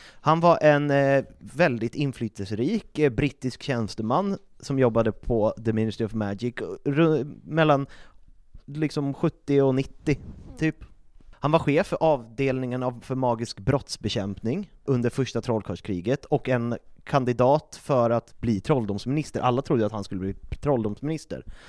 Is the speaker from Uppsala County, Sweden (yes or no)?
yes; Uppsala, Uppsala County, Sweden; jag kommer från Uppsala